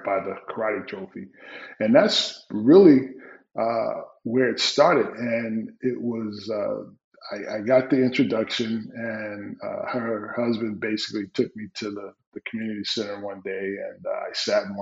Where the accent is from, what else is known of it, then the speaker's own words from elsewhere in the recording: Newark, New Jersey, United States; growing up in Newark, New Jersey, you know, it's a different environment.